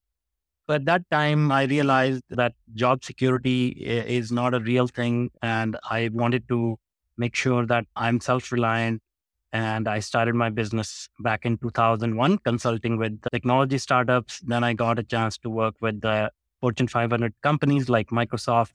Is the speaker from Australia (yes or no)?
no; India; moved away as an adult; also born or lived in North America; I grew up in India and I started my career at 15 working in a factory for $2 a day.